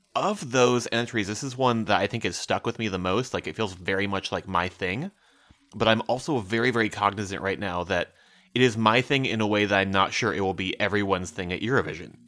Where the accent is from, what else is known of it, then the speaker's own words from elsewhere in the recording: Midwest, United States; as a Midwesterner